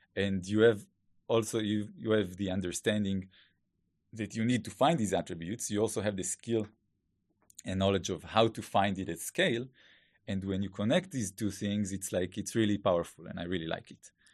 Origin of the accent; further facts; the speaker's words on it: Israel; accent: Hebrew; English is a second language; please excuse my Hebrew accent